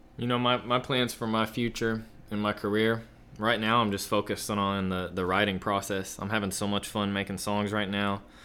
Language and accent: English; Kansas, United States; moved away; I'm from Kansas originally